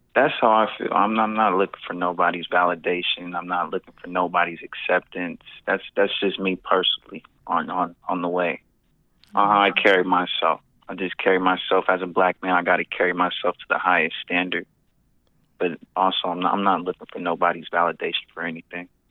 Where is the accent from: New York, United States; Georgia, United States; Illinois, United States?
Georgia, United States; Atlanta; now in Stockton, United States; I was born in Stockton, raised in Atlanta with my mom, and then I moved back out here